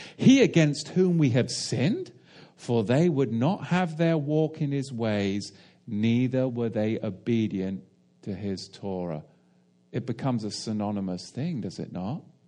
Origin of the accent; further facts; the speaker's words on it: England, United Kingdom; as an Englishman